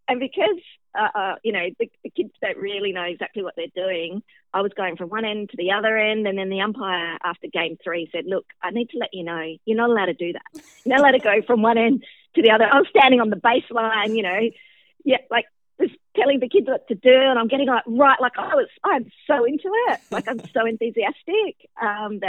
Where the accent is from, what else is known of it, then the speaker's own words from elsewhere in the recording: Adelaide, South Australia, Australia; I was born in Adelaide in South Australia